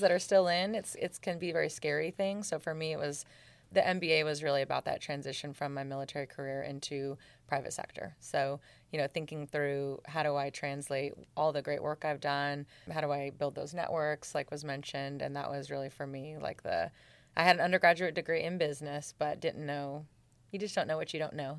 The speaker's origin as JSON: {"language": "English", "town": "Seattle", "region": "Washington", "country": "United States", "also_born_or_lived": "Germany / Georgia", "moved": "yes", "said": "I'm from Seattle."}